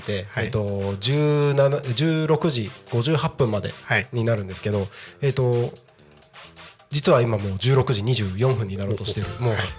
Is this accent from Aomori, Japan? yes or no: yes; Takko, Aomori, Japan; moved away as an adult; also born or lived in Tokyo; now in Tako, Japan; もともと僕田舎があの出身が青森県の田子町って